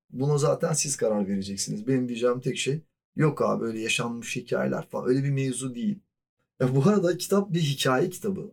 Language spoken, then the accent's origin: Turkish; Mediterranean Region, Turkey; E zaten güneyliyim yani. Akdeniz çocuğuyum.